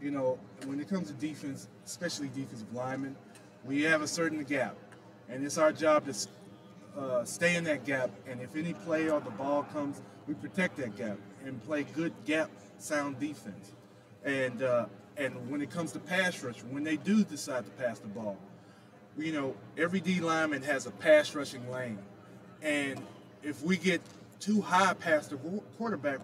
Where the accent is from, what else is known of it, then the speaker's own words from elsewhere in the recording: Texas, United States; I'm from Texas